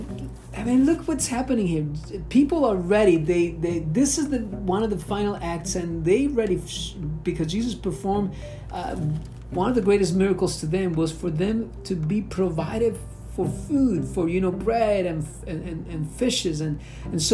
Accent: Venezuela; moved away; growing up in Venezuela, back in the old country

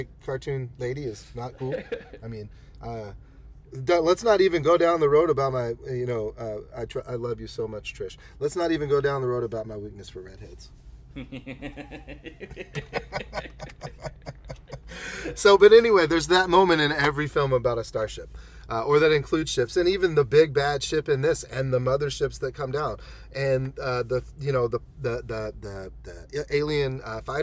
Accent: Conway, Arkansas, United States; the familiarity of my hometown. It's the Conway

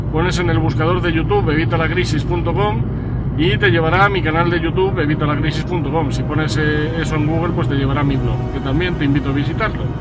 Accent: Madrid, Community of Madrid, Spain; now in Segovia, Spain; soy madrileño de nacimiento, aunque bueno, pues eh, ciudadano del mundo de adopción He vivido en varios sitios, he vivido en Madrid hasta 2004

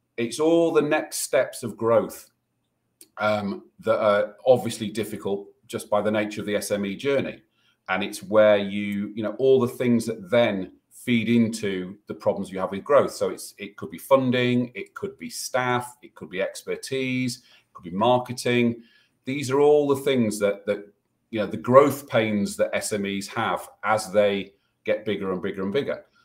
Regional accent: United Kingdom; we're British

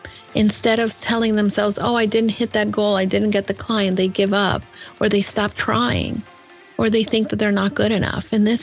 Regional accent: New York City, New York, United States; I'm a New Yorker. He's a New Yorker. We love the Yankees.

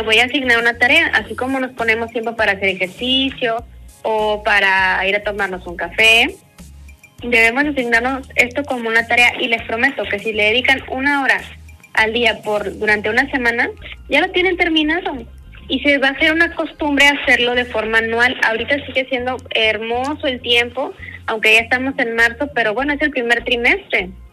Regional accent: Mexico; como buen mexicano

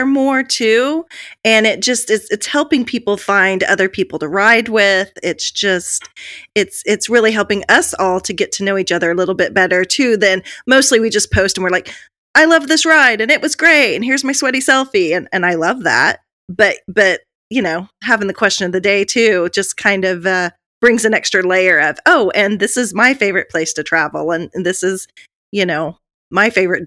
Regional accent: Oklahoma, United States; I'm from Oklahoma

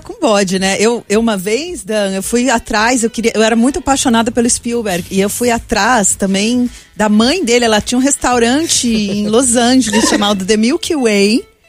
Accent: Brazil; eu sou brasileira

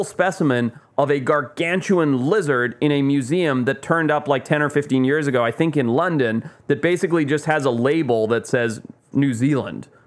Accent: Zimbabwe; moved away; I grew up in Zimbabwe

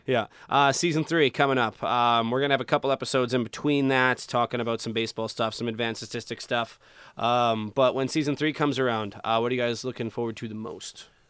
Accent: Saskatchewan, Canada; I'm from Saskatchewan

